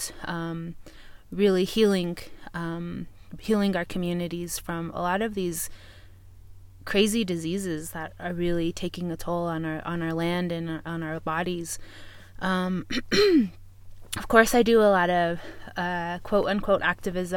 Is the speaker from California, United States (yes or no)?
no; St. Michaels, Arizona, United States; I am Dine woman from St. Michael's, Arizona